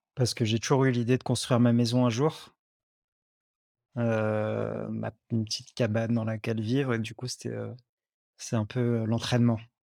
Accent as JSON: {"language": "French", "town": "Lyon", "region": "Auvergne-Rhône-Alpes", "country": "France", "tie": "born or raised there", "also_born_or_lived": "Lot", "moved": "as an adult", "said": "j'habitais longtemps à Lyon, j'ai grandi à Lyon"}